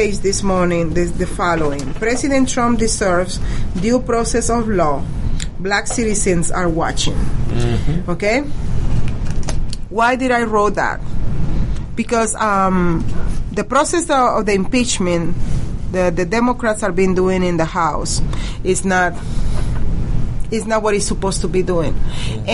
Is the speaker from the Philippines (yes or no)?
no; Venezuela; English is a second language; now in United States; Yes, I am from Venezuela.